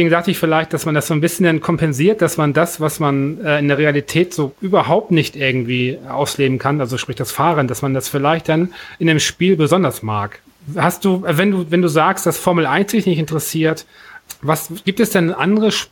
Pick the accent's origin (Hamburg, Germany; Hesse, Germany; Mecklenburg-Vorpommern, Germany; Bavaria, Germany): Hamburg, Germany; also ich bin Hamburger, wenn ich die Möglichkeit habe, den HSV zu nehmen oder St. Pauli